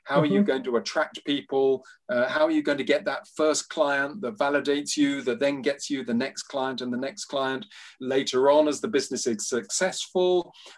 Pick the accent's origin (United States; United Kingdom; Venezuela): United Kingdom; London; also born or lived in Nigeria / Uganda; My story so far, so I grew up in London and Nigeria and Uganda.